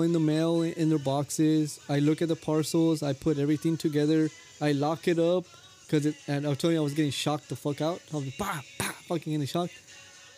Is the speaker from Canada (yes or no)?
no; Guatemala; moved away; I'm from Guatemala